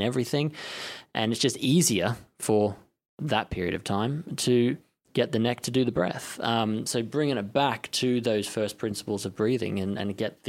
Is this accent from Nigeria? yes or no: no; Melbourne, Victoria, Australia; moved away as an adult; now in London, United Kingdom; born and bred in Australia, in Melbourne.